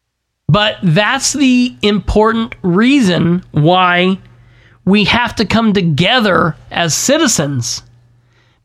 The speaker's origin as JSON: {"language": "English", "town": "Winchester", "region": "Indiana", "country": "United States", "tie": "born or raised there", "lives_now": "Muncie, United States", "said": "I love my hometown of Winchester"}